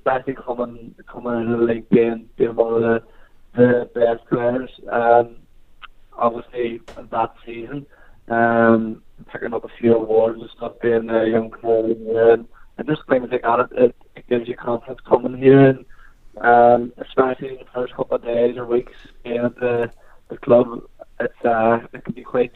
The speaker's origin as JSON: {"language": "English", "region": "Northern Ireland", "country": "United Kingdom", "moved": "as an adult", "lives_now": "Oxford, United Kingdom"}